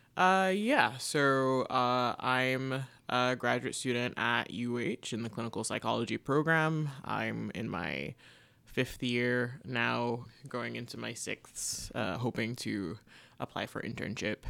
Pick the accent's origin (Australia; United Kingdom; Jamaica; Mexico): Jamaica; moved away as an adult; also born or lived in Canada; now in United States; growing up in Jamaica